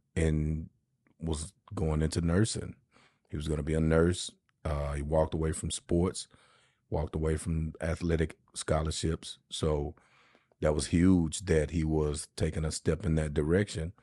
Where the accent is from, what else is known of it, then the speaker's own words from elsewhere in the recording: Shreveport, Louisiana, United States; moved away; my hometown of Shreveport